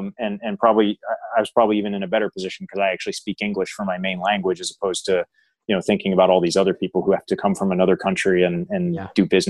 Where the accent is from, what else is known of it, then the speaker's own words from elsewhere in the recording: United States; Being an American sitting in the UK, it's just a different world in terms of.